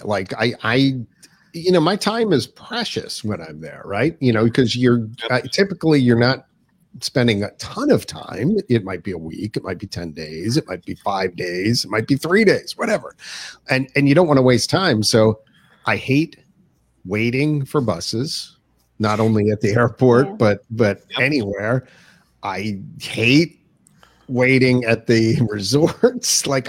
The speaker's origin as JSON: {"language": "English", "region": "Pennsylvania", "country": "United States", "tie": "born or raised there", "moved": "as an adult", "lives_now": "South Carolina, United States", "said": "Pennsylvania, folks. Yuck. My home state."}